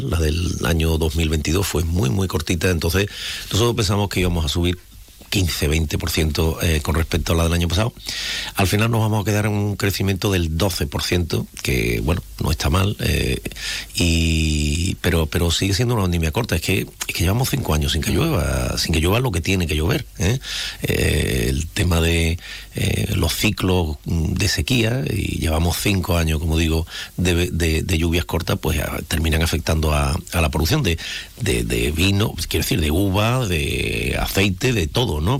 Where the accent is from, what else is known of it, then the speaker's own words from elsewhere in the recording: Jerez de la Frontera, Andalusia, Spain; nosotros, la gente de aquí, los jerezanos